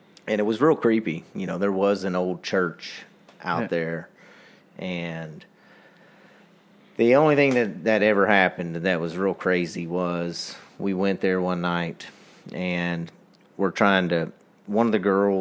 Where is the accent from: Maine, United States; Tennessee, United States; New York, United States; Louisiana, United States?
Louisiana, United States; moved away as an adult; I'm from Louisiana. When I first moved up here